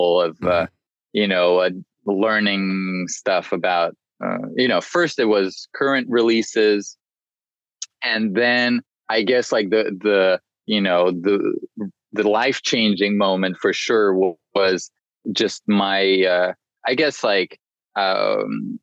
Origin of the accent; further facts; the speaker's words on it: Paris, Île-de-France, France; moved away as an adult; also born or lived in Washington, D.C., United States; now in London, United Kingdom; I was born in the US, in DC, and moved to Paris, France with, my parents moved when I was 4. So I grew up in Paris, and then I moved to London for college and just stayed here.